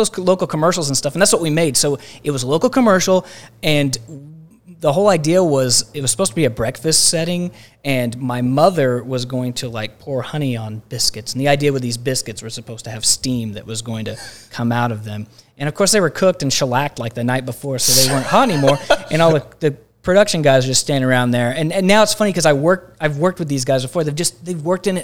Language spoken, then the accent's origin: English; Minco, Oklahoma, United States; I'm from Minco, Oklahoma, which is a small farm town south of here